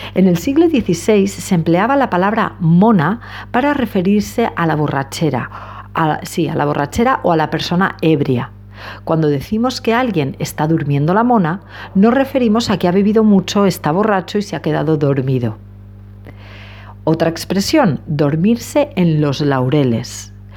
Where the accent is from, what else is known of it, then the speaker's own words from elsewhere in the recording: Spain; a los españoles